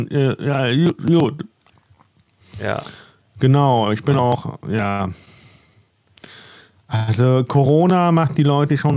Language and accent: German; Northern Germany, Germany; weil ich bin aus dem Norden, da, da, da komme ich ja nicht so günstig an ihr Brot dran.